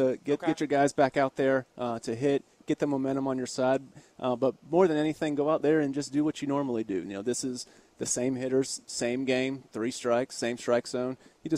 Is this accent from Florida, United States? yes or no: yes; Tampa, Florida, United States; moved away as an adult; also born or lived in Hanover County, Virginia; now in Richmond, United States; So I was born and raised in Tampa, Florida, and then came up to William & Mary for college